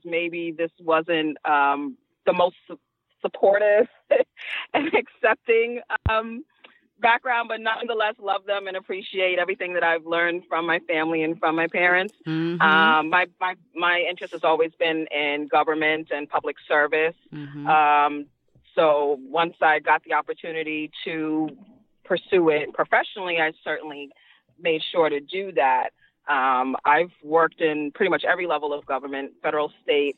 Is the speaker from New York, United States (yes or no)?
yes; New York City, New York, United States; I'm a Queens girl, Queens all day, every day